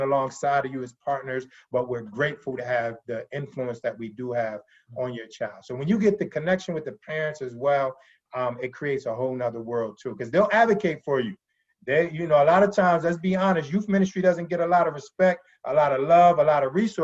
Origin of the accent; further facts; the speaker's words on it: Pennsylvania, United States; moved away; also born or lived in DMV (DC-Maryland-Virginia area); I'm from Pennsylvania originally